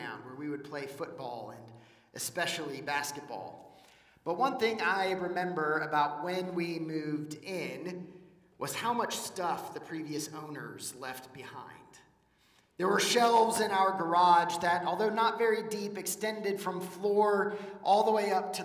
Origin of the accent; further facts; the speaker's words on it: Wichita, Kansas, United States; now in Georgia, United States; I grew up in Wichita, Kansas